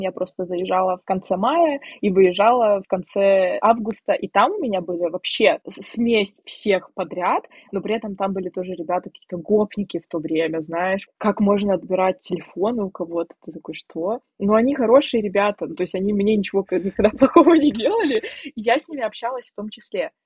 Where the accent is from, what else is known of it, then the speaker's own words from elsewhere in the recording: Siberia, Russia; moved away as an adult; now in Poland; я девочка из Сибири, которая приехала 7 тысяч километров, чтобы жить в другой стране